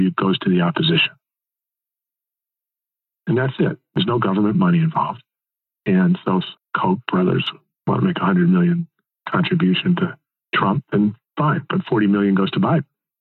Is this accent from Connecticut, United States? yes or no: yes; Connecticut, United States; when I grew up in Connecticut